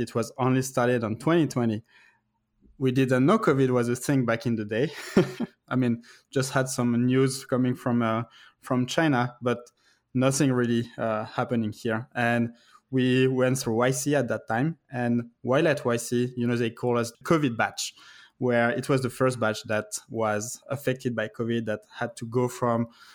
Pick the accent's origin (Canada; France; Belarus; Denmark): France; moved away as an adult; also born or lived in Paris; now in United States; I'm originally from France. I actually moved in the US in 2011.